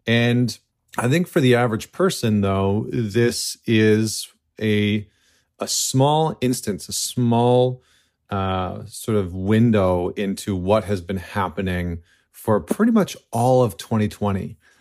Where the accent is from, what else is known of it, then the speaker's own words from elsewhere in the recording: Canada; now in United States; as a Canadian living in the United States right now